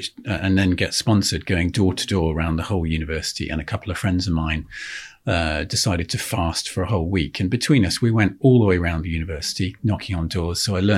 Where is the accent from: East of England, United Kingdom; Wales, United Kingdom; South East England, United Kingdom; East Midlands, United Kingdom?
South East England, United Kingdom; Oxfordshire; I grew up in Oxfordshire. I'm the son and grandson of a country doctor.